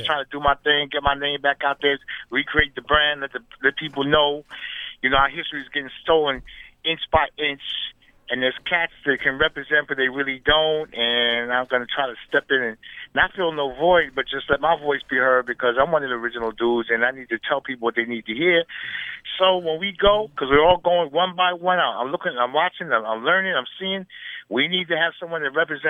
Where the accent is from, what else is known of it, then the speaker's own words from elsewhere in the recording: New York City, New York, United States; I come from the Bronx, you know, uptown though